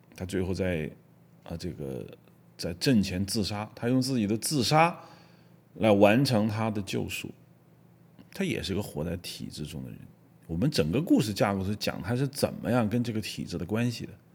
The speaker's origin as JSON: {"language": "Chinese", "country": "China", "said": "我们作为中国人"}